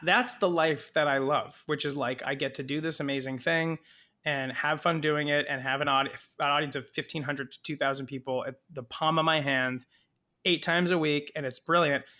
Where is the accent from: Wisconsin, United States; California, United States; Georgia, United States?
California, United States; moved away; I did not grow up in New Jersey. I grew up in California.